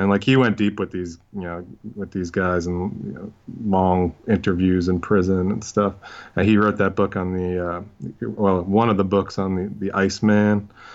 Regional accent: New York City, New York, United States; when I was growing up, I mean, in, in Brooklyn in, uh, the eighties and nineties

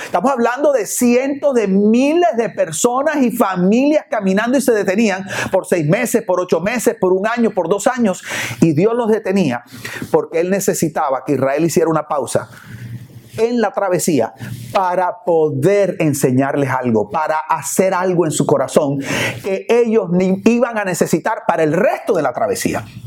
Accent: Barranquilla, Atlántico, Colombia; now in Miami, United States; vengo de la ciudad de Barranquilla, allá en Barranquilla cuando yo era niño o adolescente íbamos a una playa que se llama Sabanilla

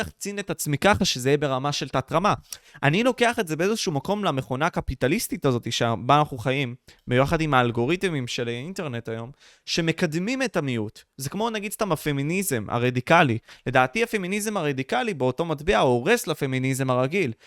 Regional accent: Israel; אנחנו צברים, נולדנו פה

